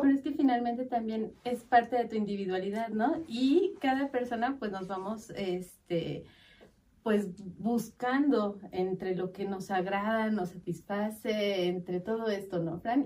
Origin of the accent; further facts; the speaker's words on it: Mexico; somos los mexicanos